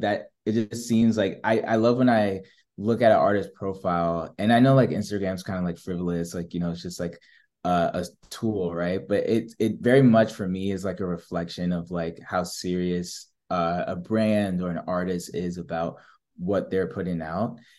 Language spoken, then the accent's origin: English; New Jersey, United States; moved away; I'm from Jersey